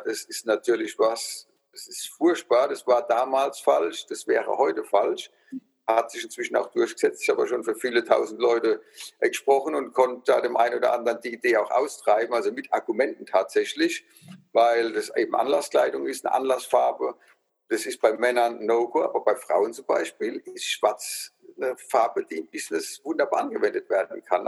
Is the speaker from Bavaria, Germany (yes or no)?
no; Rhineland-Palatinate, Germany; accent: Palatinate dialect (Pfälzisch); dass ich Pfälzer bin, ne, von meinem Dialekt, der einfach mitschwingt